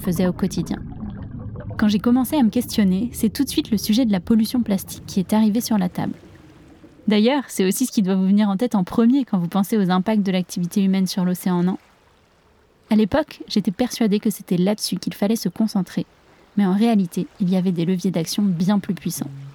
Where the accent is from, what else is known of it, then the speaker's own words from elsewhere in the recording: La Rochelle, Nouvelle-Aquitaine, France; J'ai grandi à La Rochelle, sur la côte atlantique